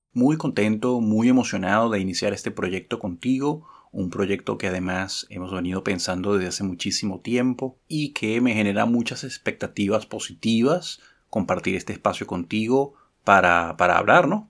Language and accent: Spanish; Caracas, Capital District, Venezuela; yo pasé gran parte de mi infancia en Katia.